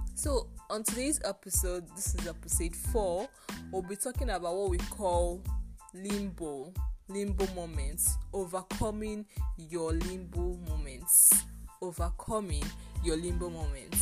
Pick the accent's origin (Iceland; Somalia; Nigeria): Nigeria; I finished school here in my home country in Nigeria